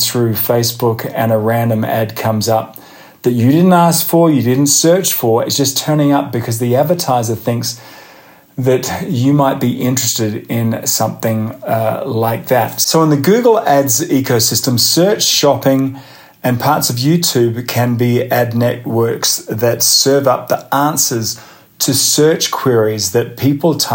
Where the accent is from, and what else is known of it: Australia; moved away as an adult; now in United States